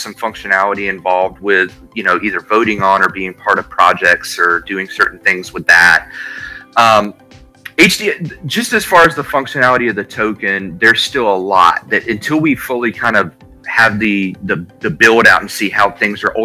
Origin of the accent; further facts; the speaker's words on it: Alabama, United States; I live in Alabama, born and raised in Alabama